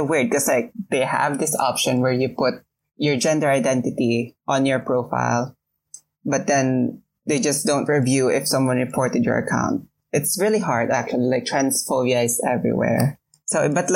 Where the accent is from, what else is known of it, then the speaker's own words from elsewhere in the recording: Quezon City, Metro Manila, Philippines; I was born and raised in Quezon City